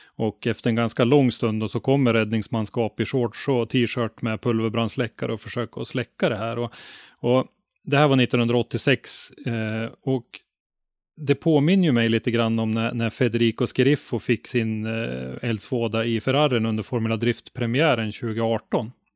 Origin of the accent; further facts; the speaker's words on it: Ånge, Västernorrland County, Sweden; now in Sundsvall, Sweden; hemma i Ånge där jag bodde då, hade vi en motorklubb